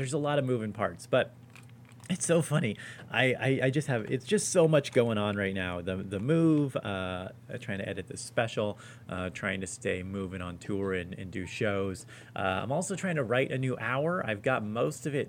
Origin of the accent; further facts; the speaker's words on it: Los Angeles, California, United States; moved away as an adult; now in Spokane, United States; a buddy of mine who I grew up